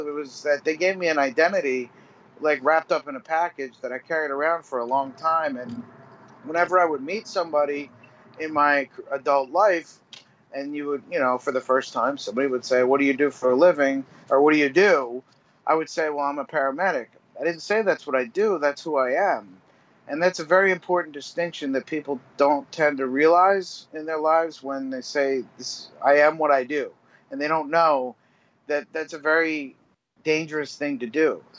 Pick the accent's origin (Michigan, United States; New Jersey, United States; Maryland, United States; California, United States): New Jersey, United States; I grew up in New Jersey. I was a paramedic in New Jersey for 15 years.